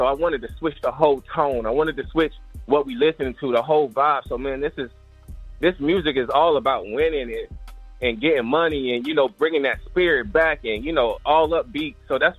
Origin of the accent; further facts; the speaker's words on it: Fort Walton Beach, Florida, United States; also born or lived in Virginia; I'm from Panhandle, Florida, man. Fort Walton Beach, you know, Panama City, Pensacola, that whole 850. I'm repping all that. You know, I grew up in Bethlehem, VA.